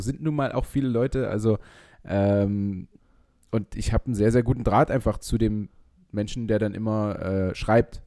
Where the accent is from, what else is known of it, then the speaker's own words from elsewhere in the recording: Leipzig, Saxony, Germany; ich als Leipziger